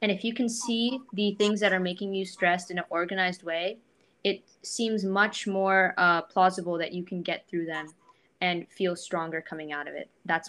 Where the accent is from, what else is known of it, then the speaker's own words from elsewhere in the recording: India; I'm from India and I've gone to India and I've seen, you know, that there's poverty there and I see people have suffered there.